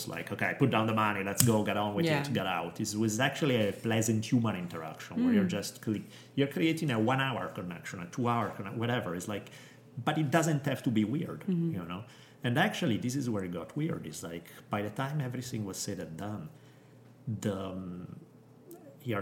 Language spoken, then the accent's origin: English; Italy; moved away; Growing up in Italy